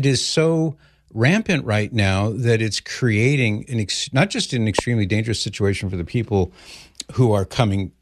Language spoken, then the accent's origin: English; Los Angeles, California, United States; I was born in Los Angeles in 1960